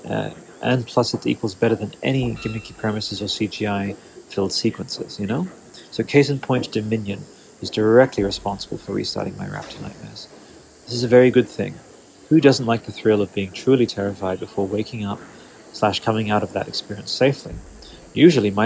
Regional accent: Australia; growing up in Australia as a dinosaur kid

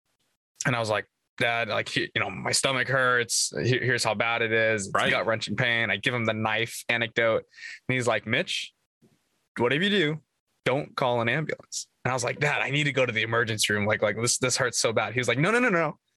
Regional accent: United States; I'm an American, born and raised here.

